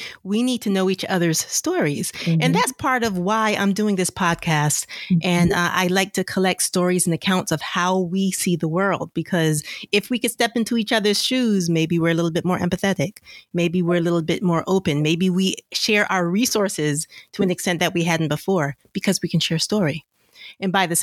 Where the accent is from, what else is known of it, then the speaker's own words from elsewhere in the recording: Bridgeport, Connecticut, United States; both you and I grew up in Bridgeport